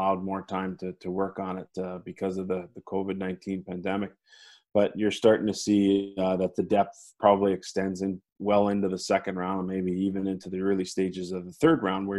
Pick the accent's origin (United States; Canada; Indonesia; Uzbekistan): Canada; Mississauga, Ontario; I was born in Mississauga, Ontario, just outside of Toronto